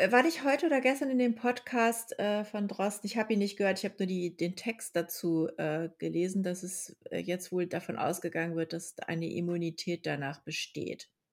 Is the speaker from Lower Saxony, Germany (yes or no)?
yes; Lower Saxony, Germany; now in Berlin, Germany; das ist ja in Niedersachsen